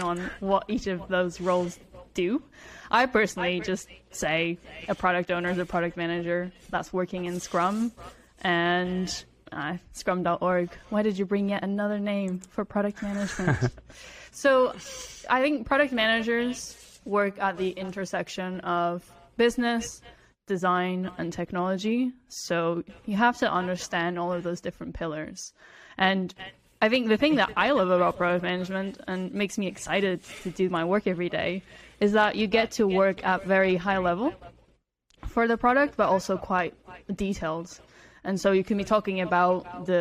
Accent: Portugal; So I grew up in Portugal

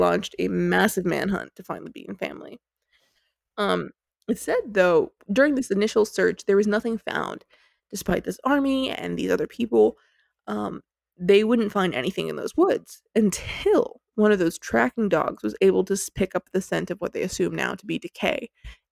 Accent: United States; as an American

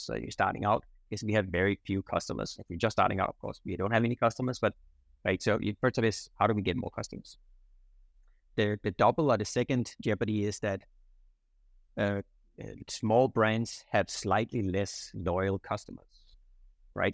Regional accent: Denmark; moved away as an adult; now in Singapore; I'm originally from Denmark, uh, so I grew up in, in Denmark, um, but I came to Singapore in 1999.

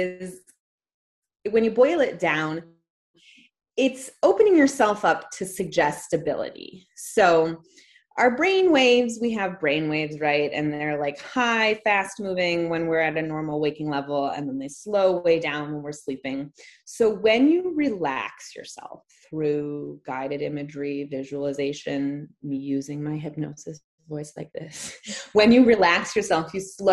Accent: Detroit, Michigan, United States; I'm from Metro Detroit

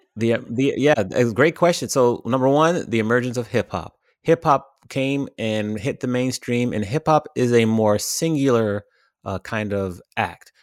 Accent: Washington, District of Columbia, United States; now in Los Angeles, United States; I grew up in the Washington, D C area. I've been living in Los Angeles now for fourteen and a half years

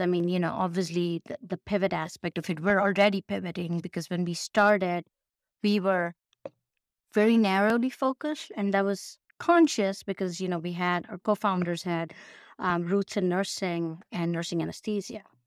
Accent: Mumbai, Maharashtra, India; moved away as an adult; also born or lived in Ann Arbor, Michigan / Chicago; now in Pittsburgh, United States; originally born and raised in India. Um, I Bombay

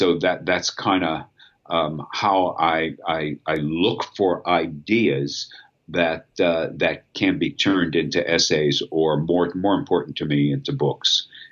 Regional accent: Pittsburgh, Pennsylvania, United States; going back to my hometown afterwards

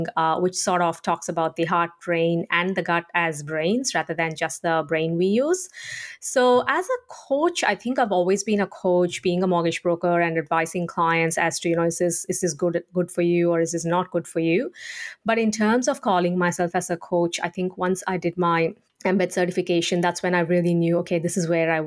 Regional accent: India; moved away as an adult; now in Australia; I grew up in India and I've only been in Australia since 2006

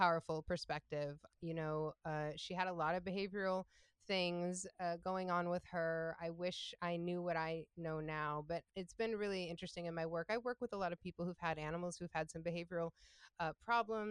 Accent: Ann Arbor, Michigan, United States; also born or lived in Interlochen, Michigan; I was born and raised in Ann Arbor, Michigan.

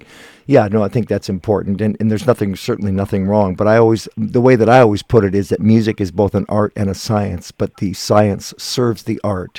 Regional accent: Guelph, Ontario, Canada; moved away; I'm from Guelph originally, so I had lots of family around there. Still do.

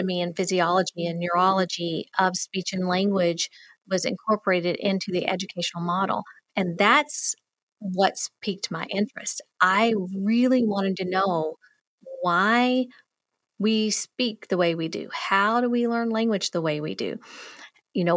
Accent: the South, United States; accent: Southern; I'm from the South. My drama teacher thought I needed even more of a Southern accent

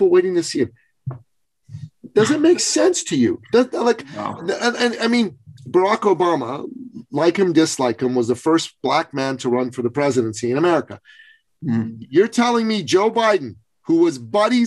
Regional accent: Iran; moved away; I'm from Iran

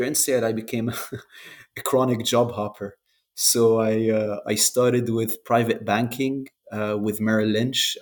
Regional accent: Jordan; moved away as an adult; also born or lived in Lebanon; I grew up in Jordan

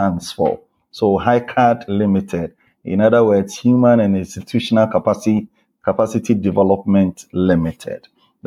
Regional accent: Bolgatanga, Upper East, Ghana; moved away as an adult; I was born in Ghana, specifically in the Upper East region of Ghana, the Bolgatanga, that is the place, that is the name of the place. That's where I was born, that's where I grew up.

